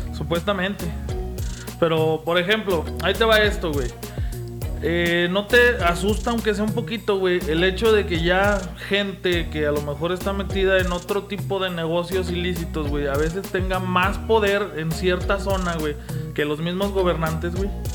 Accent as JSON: {"language": "Spanish", "country": "Mexico", "said": "daría un gusto como mexicano"}